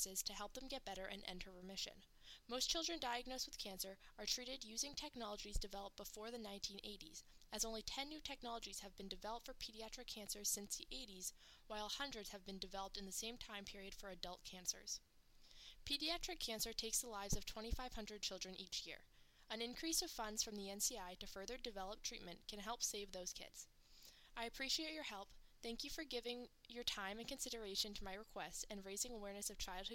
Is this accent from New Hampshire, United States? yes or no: yes; Bow, New Hampshire, United States; I am from Bow, New Hampshire.